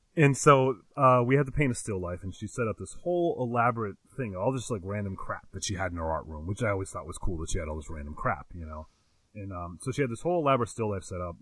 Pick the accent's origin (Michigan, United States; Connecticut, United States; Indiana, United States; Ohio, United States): Connecticut, United States; born or raised there